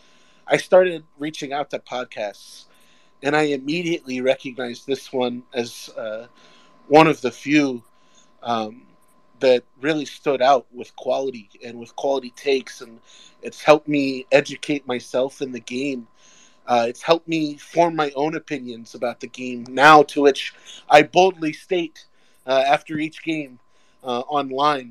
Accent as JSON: {"language": "English", "town": "Orlando", "region": "Florida", "country": "United States", "moved": "yes", "lives_now": "Lake Erie area, United States", "said": "I'm from Orlando"}